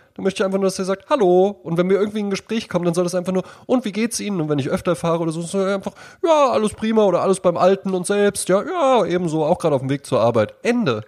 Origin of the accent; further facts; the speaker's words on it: Germany; als Deutscher